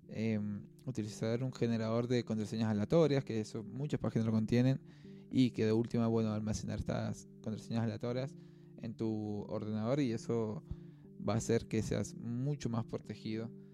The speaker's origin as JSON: {"language": "Spanish", "country": "Argentina", "said": "estamos siendo bastante generosos como sociedad, como argentinos"}